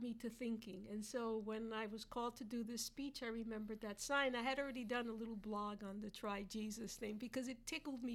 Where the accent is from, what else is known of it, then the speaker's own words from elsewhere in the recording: New York, United States; moved away as an adult; now in Kentucky, United States; I'm from New York